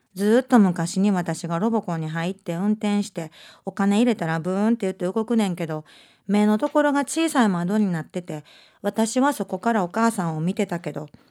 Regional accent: Osaka, Japan; accent: Osaka dialect; 私は大阪弁の人間なんですね

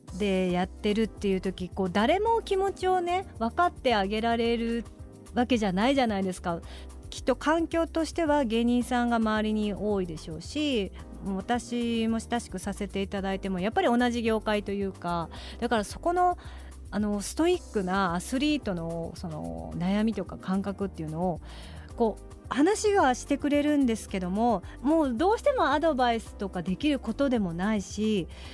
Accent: Kurume, Fukuoka, Japan; 私の地元の久留米市

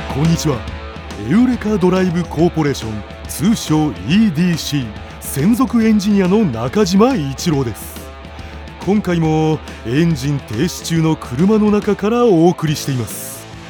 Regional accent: Gunma, Japan; 群馬県です

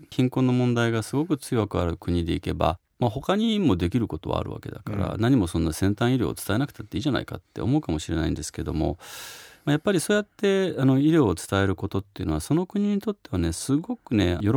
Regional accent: Tokyo, Japan; moved away as an adult; also born or lived in Osaka / United States; 僕東京生まれの東京育ちなんですね

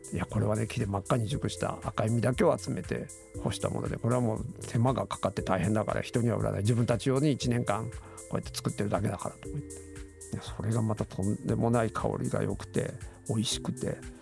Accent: Mie, Japan; moved away as an adult; now in Cambodia; 三重県出身なんですけど三重の実家に帰った

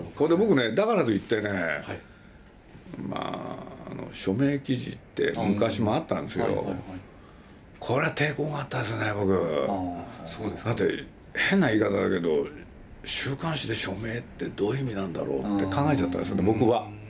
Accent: Nagoya, Aichi, Japan; moved away; also born or lived in Tokyo; 僕はまあ名古屋なんですけれど

